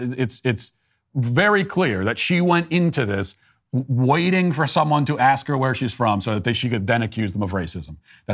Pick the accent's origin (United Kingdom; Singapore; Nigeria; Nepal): United Kingdom; Where are you from? Here, UK. No, but what nationality are you? I am born here. I am British.